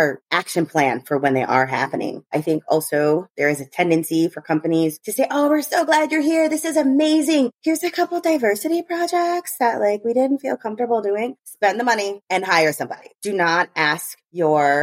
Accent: United States; I'm American

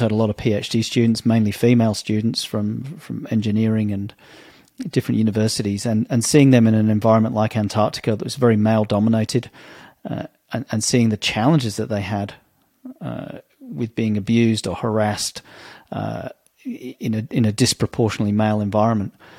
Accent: England, United Kingdom; as a young kid growing up in Britain in the 70s and 80s

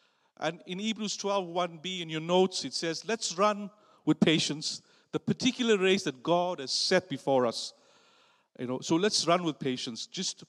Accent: South Africa; moved away; which I didn't know about because I came from South Africa

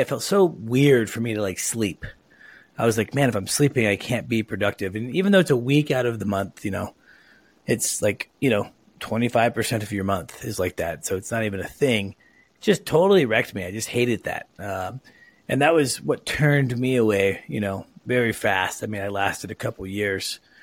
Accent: Lake Oswego, Oregon, United States; I grew up in Lake Oswego, so not too far.

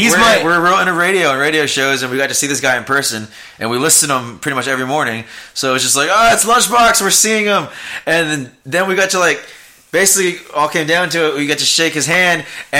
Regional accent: Austin, Texas, United States; We're both from Austin.

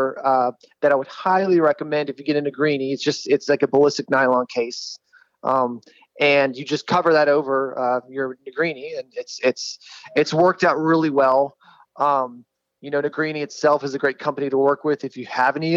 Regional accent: Dallas, Texas, United States; I'm from Dallas, Texas. I shoot here at the Dallas Gun Club

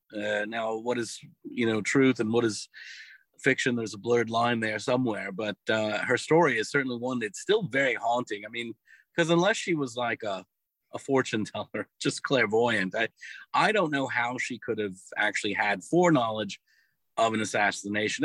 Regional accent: Lake Charles, Louisiana, United States; also born or lived in Eunice, Louisiana; now in New Orleans, United States; I grew up in Southwest Louisiana. I'm from Lake Charles originally

